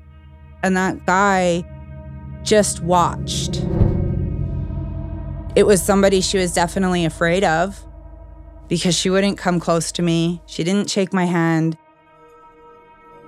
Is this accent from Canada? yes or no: yes; Blood Reserve, Alberta, Canada; I'm a member of the Blood Tribe. Because I'm from the Blood Reserve, I have a lot of friends and family on both sides